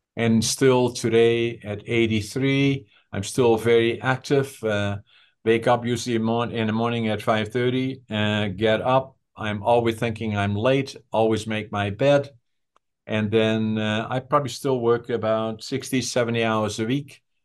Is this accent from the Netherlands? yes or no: yes; Netherlands; first language Dutch; English is a second language; moved away as an adult; also born or lived in Prince George, British Columbia, Canada; now in Canada; I left Holland for Canada